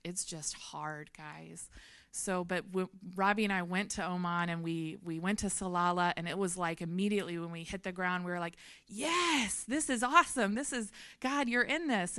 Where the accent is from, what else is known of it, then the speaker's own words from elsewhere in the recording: Memphis, Tennessee, United States; moved away; I'm from Memphis, Tennessee